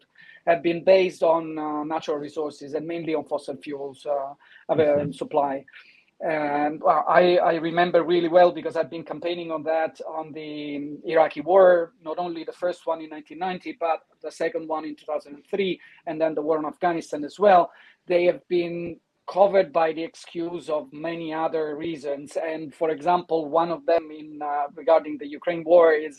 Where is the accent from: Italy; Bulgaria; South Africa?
Italy; now in London, United Kingdom; I'm coming from Italy